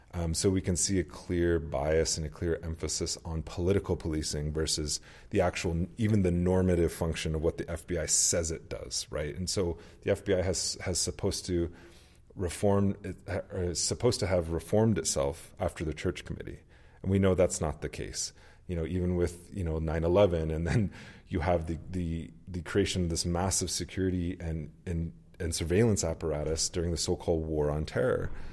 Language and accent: English; United States; as Americans and even as American Indians